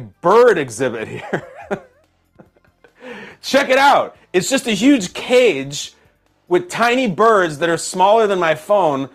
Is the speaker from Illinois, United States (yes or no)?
yes; Chicago, Illinois, United States; moved away; I was from Chicago